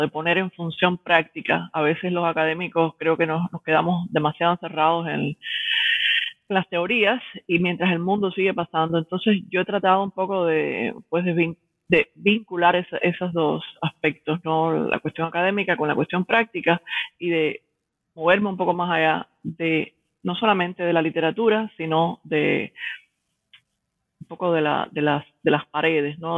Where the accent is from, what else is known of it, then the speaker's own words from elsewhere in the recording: Cuba; moved away as an adult; also born or lived in Havana / Miami; now in New York, United States; soy una intelectual cubana que resido en Nueva York, estudié en la Universidad de La Habana en los 90, después emigré a los Estados Unidos